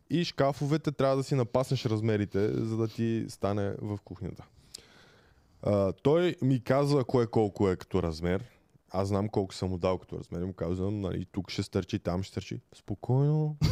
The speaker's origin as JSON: {"language": "Bulgarian", "country": "Bulgaria", "also_born_or_lived": "England", "said": "сме доста българи на обекта"}